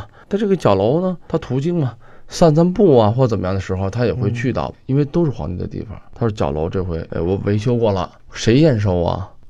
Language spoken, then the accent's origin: Chinese; Beijing, China; 就跟咱们北京人似的。